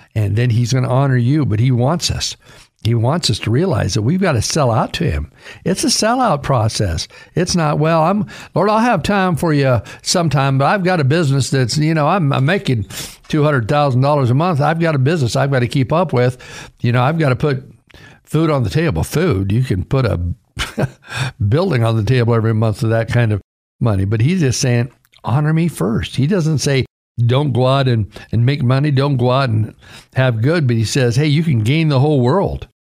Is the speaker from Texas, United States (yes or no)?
no; Caldwell, Idaho, United States; born or raised there